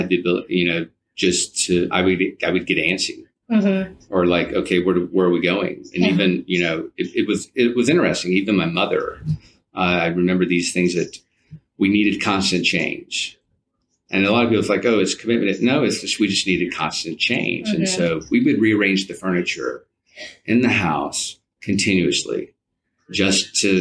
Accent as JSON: {"language": "English", "region": "Alabama", "country": "United States", "also_born_or_lived": "Washington, D.C.", "said": "when I moved back to Alabama from Washington, D.C."}